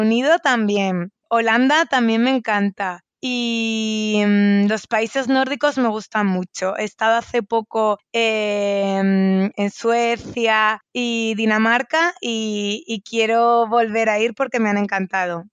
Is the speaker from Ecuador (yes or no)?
no; Spain; como española eh, estoy muy cómoda en Latinoamérica.